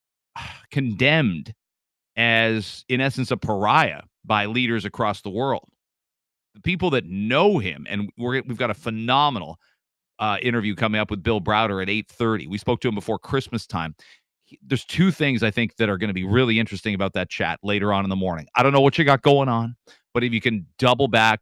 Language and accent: English; Canada; also born or lived in Michigan; I'm a Canadian